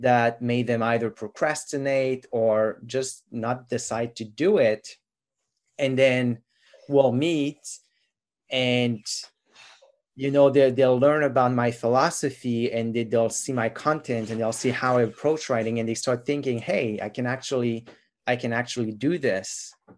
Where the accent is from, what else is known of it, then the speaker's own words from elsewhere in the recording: Quebec, Canada; first language French; English is a second language; now in Ontario, Canada; I'm from Quebec originally. And so my mother tongue is actually French.